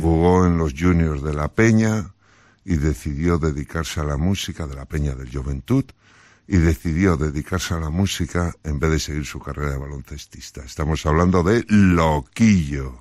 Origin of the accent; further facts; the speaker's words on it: Galicia, Spain